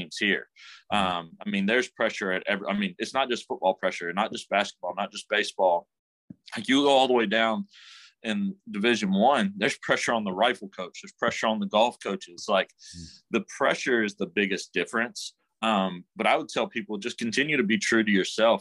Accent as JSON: {"language": "English", "town": "Memphis", "region": "Tennessee", "country": "United States", "said": "I'm from Memphis originally"}